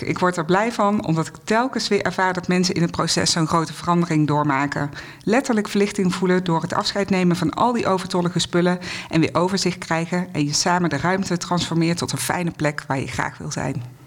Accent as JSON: {"language": "Dutch", "region": "North Brabant", "country": "Netherlands", "moved": "as an adult", "lives_now": "Amstelveen, Netherlands", "said": "Ik kom oorspronkelijk uit Brabant, maar sinds meer dan twintig jaar ben ik al gezetteld boven de rivieren."}